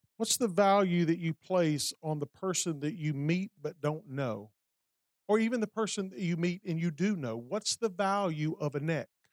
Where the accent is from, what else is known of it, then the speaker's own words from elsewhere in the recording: Alabama, United States; Montgomery, Alabama, my home state